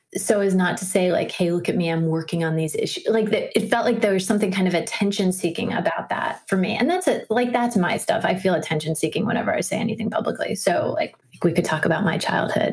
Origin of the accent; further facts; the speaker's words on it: Washington, District of Columbia, United States; I grew up in Washington, D.C.